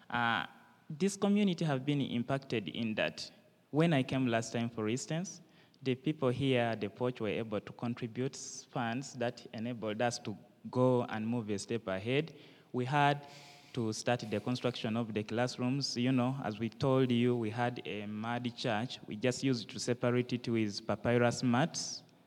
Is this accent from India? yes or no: no; Uganda; I am from Uganda.